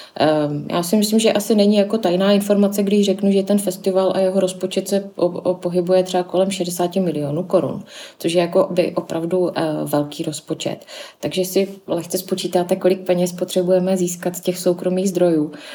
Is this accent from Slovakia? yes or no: no; Zlín, Zlín Region, Czechia; kteří tady pracujeme, tak většinou pocházíme a jsme ze Zlína